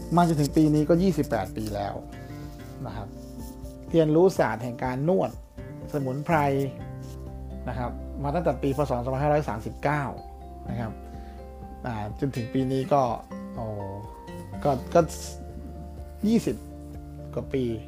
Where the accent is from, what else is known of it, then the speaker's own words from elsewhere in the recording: Uttaradit, Thailand; ผมเกิดที่ต่างอยู่ที่ต่างจังหวัดนะครับเป็นคนอุตรดิตถ์นะครับ แล้วก็ในหมู่บ้านก็จะมีเด็กๆมาเล่นเวลาไปโรงเรียน